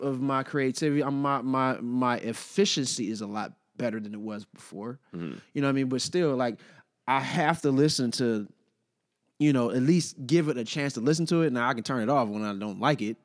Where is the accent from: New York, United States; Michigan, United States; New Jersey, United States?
Michigan, United States; Detroit; also born or lived in Los Angeles; now in Washington, D.C., United States; I lived in L.A. for a year and a half, and obviously I'm from Detroit